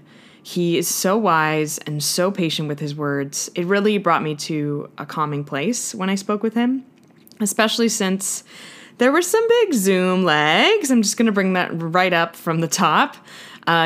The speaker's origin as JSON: {"language": "English", "town": "Ottawa", "region": "Ontario", "country": "Canada", "tie": "born or raised there", "lives_now": "Toronto, Canada", "said": "I'm back home in my hometown of Ottawa, which is the capital of Canada"}